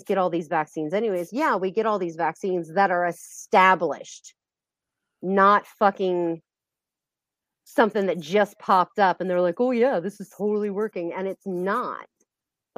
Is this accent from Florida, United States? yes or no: yes; Space Coast of Florida, United States; I'm actually from the Space Coast of Florida